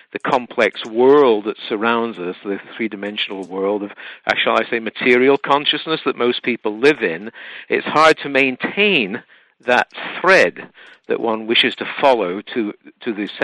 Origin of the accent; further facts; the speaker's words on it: United Kingdom; moved away; I'm from the UK originally. I'm half Welsh, half English